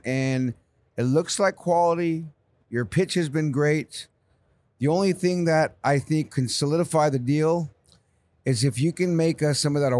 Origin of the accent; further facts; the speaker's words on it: San Jose, California, United States; now in Los Angeles, United States; I'm a Bay Area boy myself, born and raised in San Jose, went to LA in 99 and never looked back